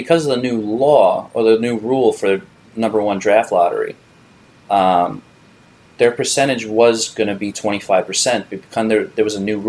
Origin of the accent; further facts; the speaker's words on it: New York, United States; As a New Yorker